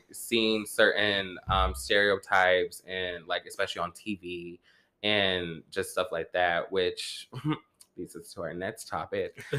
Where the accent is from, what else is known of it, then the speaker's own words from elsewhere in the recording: the South, United States; I'm from the South.